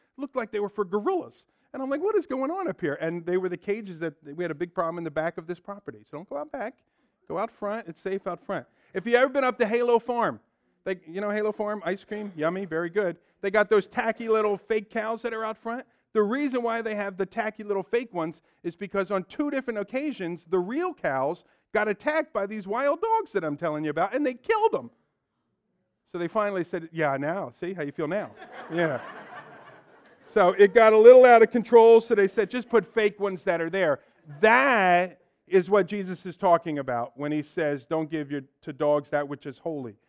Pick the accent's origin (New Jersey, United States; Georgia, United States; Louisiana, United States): New Jersey, United States; Ewing; I grew up here in Ewing, so as a young kid